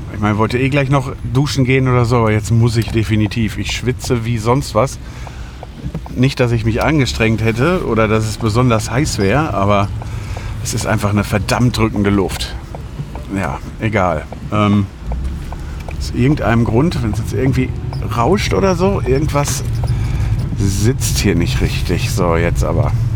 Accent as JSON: {"language": "German", "town": "Lüdenscheid", "region": "North Rhine-Westphalia", "country": "Germany", "tie": "born or raised there", "said": "meiner Geburtsstadt Lüdenscheid"}